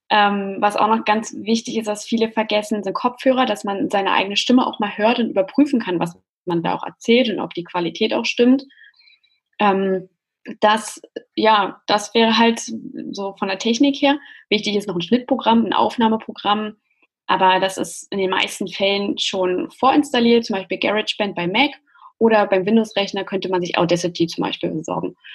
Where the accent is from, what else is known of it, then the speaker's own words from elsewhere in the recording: Berlin, Germany; Gründerin von Podcast Wonder, ähm, einer Podcast-Service-Agentur. Und ja, ich komme aus Berlin